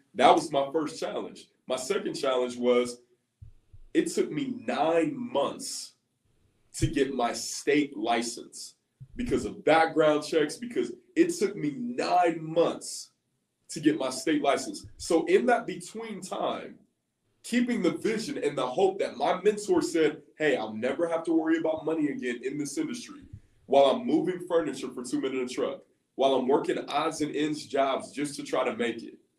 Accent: Columbus, Ohio, United States; I'm actually from Columbus, Ohio

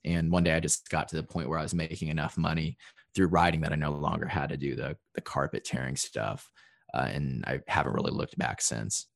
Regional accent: Evansville, Indiana, United States; moved away as an adult; also born or lived in Chicago, Illinois; now in Nashville, United States; my hometown of Evansville, Indiana, which is in, uh, southern Indiana

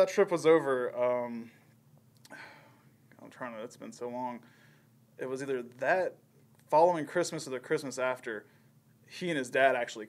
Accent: Kingston, United States; I was the country bumpkin from way up in small town Kingston.

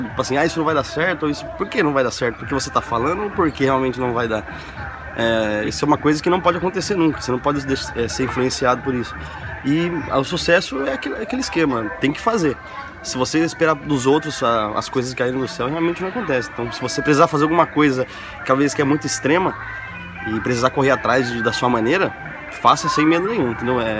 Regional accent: Presidente Prudente, São Paulo, Brazil; now in Argentina; sou de Prudente, mas moro lá.

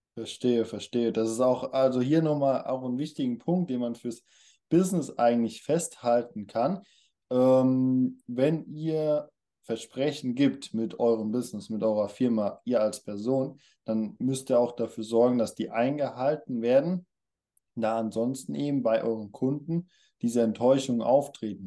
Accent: Germany; kommen wir aus Deutschland

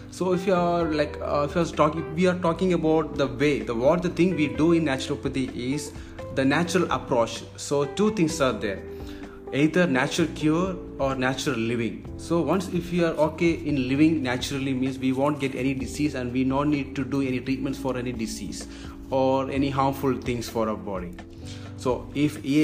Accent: Kerala, India; moved away as an adult; now in Maldives; I'm basically I'm from India, uh, the southern part. There is God's own country. It's called God's own country. That is from Kerala. So that's a state in India.

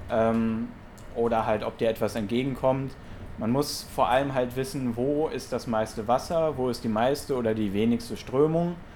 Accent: Monheim, North Rhine-Westphalia, Germany; ich selber komme ja vom, vom Niederrhein, ich komme aus Monheim. Ähm, ja, auf jeden Fall verbinde ich natürlich mit dem Rhein Heimat, ähm, weil ich bin auch direkt am Rhein aufgewachsen.

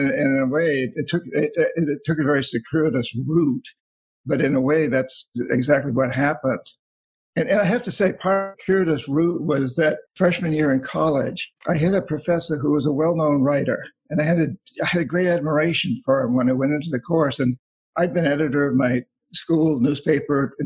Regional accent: New Hampshire, United States; I grew up in New Hampshire

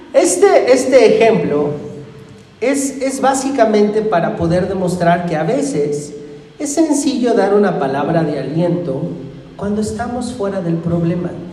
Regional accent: Irapuato, Guanajuato, Mexico; now in Ecatepec, Mexico; Irapuato, mi tierra

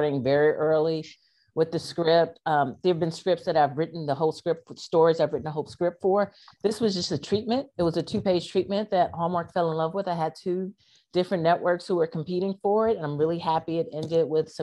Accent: U.S. Virgin Islands; I'm from St. Croix, the US Virgin Islands

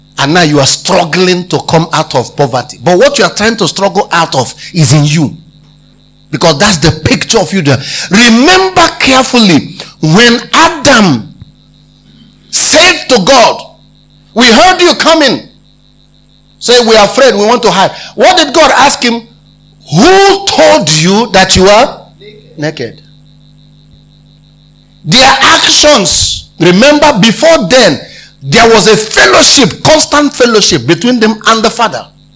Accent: Abia, Nigeria; I come from Abia State.

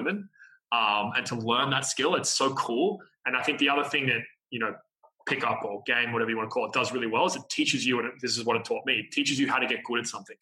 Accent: Australia; being Australian

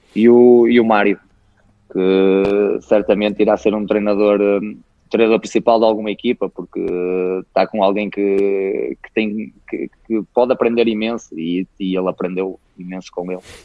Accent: Guimarães, Norte, Portugal; é o clube da minha terra

